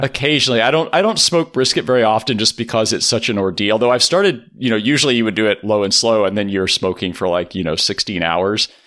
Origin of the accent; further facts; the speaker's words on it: Rosenberg, Texas, United States; I grew up in Texas.